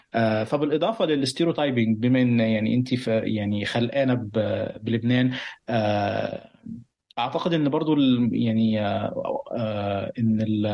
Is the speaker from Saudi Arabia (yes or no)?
no; Egypt; now in Lebanon; بعرف نفسي مصري مقيم في لبنان